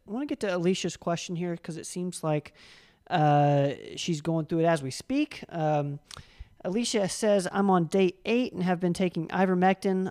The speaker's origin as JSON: {"language": "English", "region": "Tennessee", "country": "United States", "said": "we're from Tennessee"}